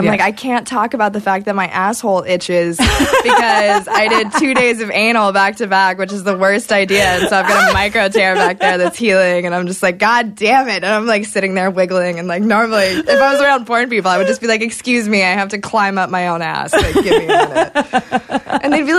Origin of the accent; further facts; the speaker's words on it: Kentucky, United States; I'm from Kentucky.